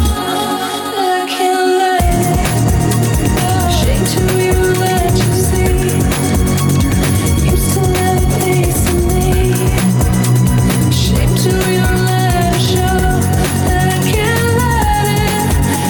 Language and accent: English; Tampa, Florida, United States; We grew up together in Tampa